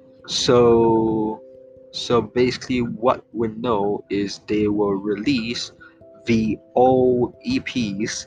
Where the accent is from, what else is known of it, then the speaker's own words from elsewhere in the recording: Singapore; I'm from Singapore